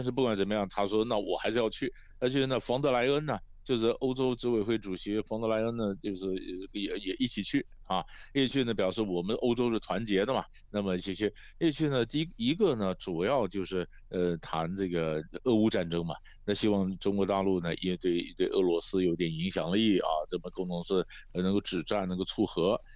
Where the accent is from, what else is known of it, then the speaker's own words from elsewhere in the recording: Taiwan; 在台湾我，呃，我，我们看了以后觉得有点错乱